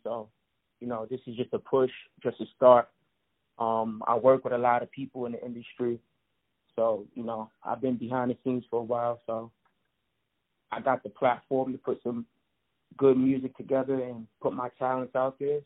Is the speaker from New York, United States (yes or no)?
yes; Long Island, New York, United States; also born or lived in Bronx, New York; I pretty much grew up in Long Island, um, a suburban part of New York